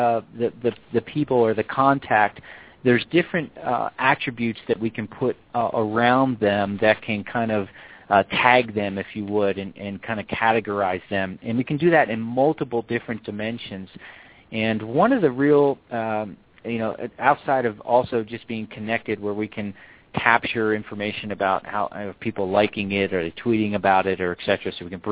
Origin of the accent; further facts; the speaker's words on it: Philadelphia, Pennsylvania, United States; now in Colorado, United States; I'm from Philadelphia originally